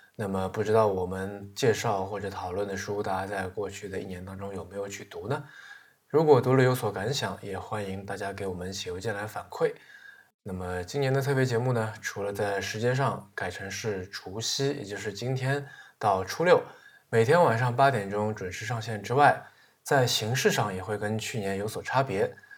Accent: China; 我是中国人

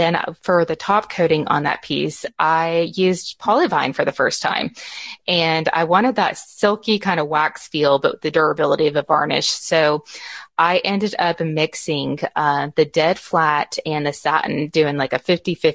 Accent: Garland, Texas, United States; also born or lived in Rockwall, Texas; I was born and raised here in Texas. I grew up in Garland, which is close

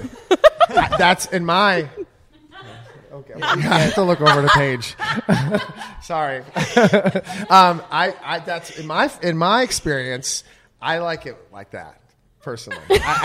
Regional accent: Midwest, United States; But no, I'm from the Midwest. I can't wait to be a dad.

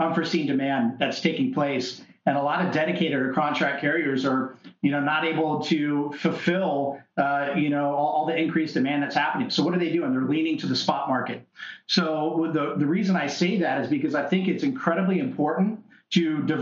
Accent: Tampa, Florida, United States; I'm from Tampa Bay

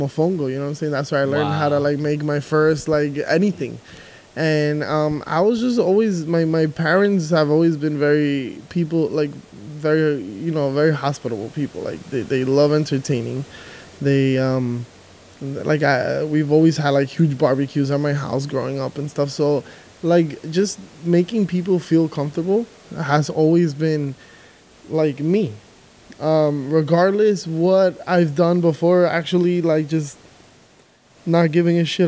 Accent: New York City, New York, United States; also born or lived in Dominican Republic; I was actually born here. I was born in Queens. But I'm, like, very Dominican.

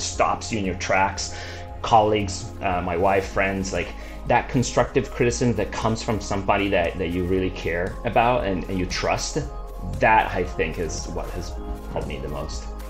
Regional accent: Milan, Lombardy, Italy; moved away as an adult; now in Santa Cruz, United States; I grew up in Italy. Was born in Milan, great city.

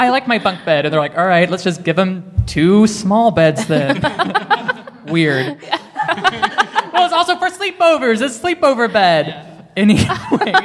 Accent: Little Rock, Arkansas, United States; I'm from Little Rock, Arkansas, so born and raised in the South

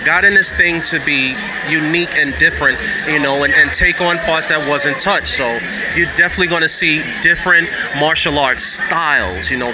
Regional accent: New York City, New York, United States; also born or lived in Japan / Brazil; I'm this kid from Brooklyn who lived in Japan, who studied in capoeira in Brazil

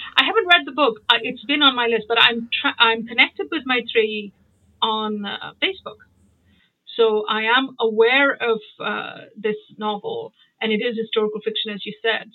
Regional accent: Mumbai, Maharashtra, India; moved away; also born or lived in United Kingdom / United States; I grew up in Bombay, uh, and I went to boarding school in Bombay.

